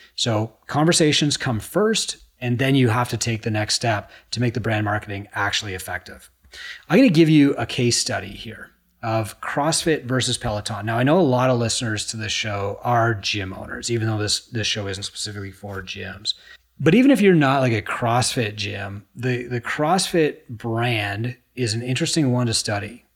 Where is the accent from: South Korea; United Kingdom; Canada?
Canada; I'm a Canadian